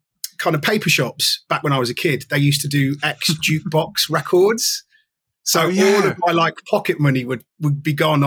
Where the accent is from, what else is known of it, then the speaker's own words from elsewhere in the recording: Nottingham, East Midlands, United Kingdom; I'm an only child, born and raised in Nottingham, a part of Nottingham called Arnold.